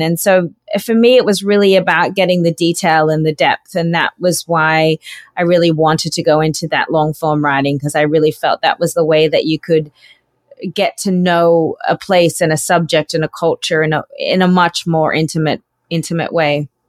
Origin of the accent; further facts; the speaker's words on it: North Queensland, Australia; also born or lived in Sydney, Australia; I grew up in North Queensland, um, on a sugarcane farm